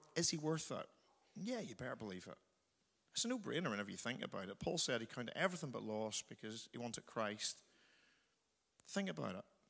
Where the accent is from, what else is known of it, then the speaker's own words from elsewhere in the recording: Northern Ireland, United Kingdom; moved away; I'm from Northern Ireland